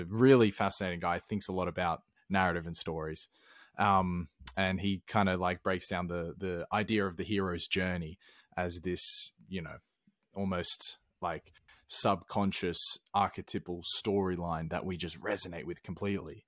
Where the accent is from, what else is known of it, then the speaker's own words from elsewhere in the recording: Australia; now in Sweden; I'm from Australia